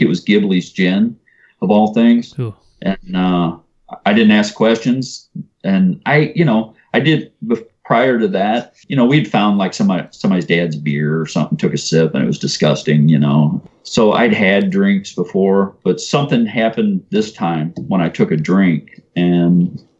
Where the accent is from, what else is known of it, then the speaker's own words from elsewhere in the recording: O'Fallon, Missouri, United States; also born or lived in North St. Louis, Missouri; I grew up on Highway K, and everywhere you see a shopping center used to be a field that we used to party